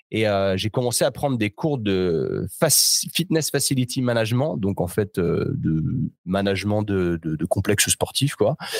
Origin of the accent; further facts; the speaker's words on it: Chambéry, Auvergne-Rhône-Alpes, France; moved away as an adult; also born or lived in Australia / New York; moi, je suis, de Chambéry en Savoie